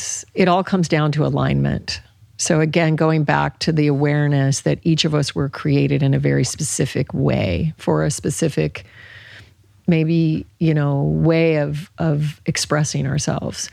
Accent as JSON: {"language": "English", "region": "Alaska", "country": "United States", "tie": "born or raised there", "said": "I grew up in Alaska"}